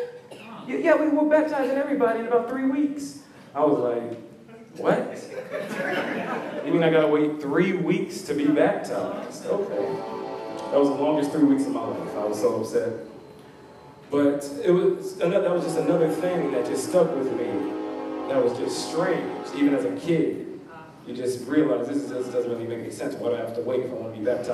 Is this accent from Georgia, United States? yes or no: yes; Locust Grove, Georgia, United States; also born or lived in New Jersey / Texas / North Carolina; my whole family moved down to Locust Grove from the ages of 0 to 6